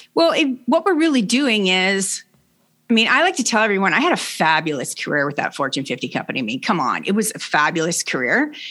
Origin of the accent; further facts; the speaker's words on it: Canada; also born or lived in Brockville, Ontario; I'm Canadian. I live in Brockville, Ontario